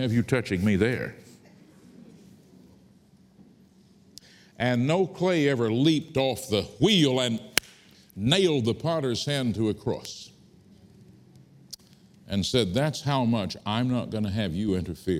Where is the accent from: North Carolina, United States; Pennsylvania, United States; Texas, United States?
Texas, United States; Fort Worth; I was born in Fort Worth, Texas, out on the Texas prairie, not here in London